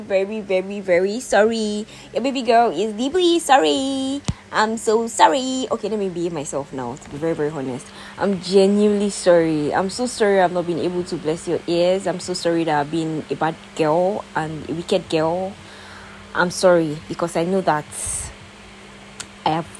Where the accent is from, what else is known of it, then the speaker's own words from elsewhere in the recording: Nigeria; we have suffered in Nigeria